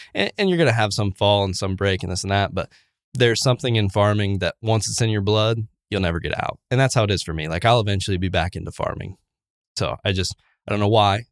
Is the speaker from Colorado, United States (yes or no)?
no; Wabash County, Indiana, United States; I was born in Wabash County, Indiana, so up north of Indianapolis, about two hours, um, farm family.